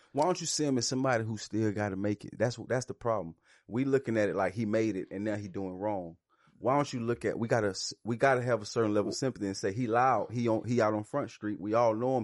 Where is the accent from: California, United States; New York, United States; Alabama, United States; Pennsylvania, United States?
Alabama, United States; I grew up in Alabama